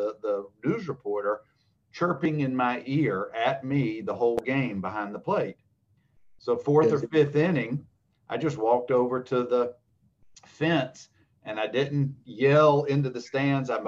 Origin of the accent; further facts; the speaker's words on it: Wiregrass, Alabama, United States; my hometown, my area of Wiregrass